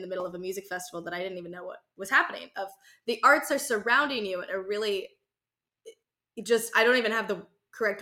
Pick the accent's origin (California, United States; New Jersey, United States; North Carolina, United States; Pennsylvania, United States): North Carolina, United States; Growing up, I grew up in North Carolina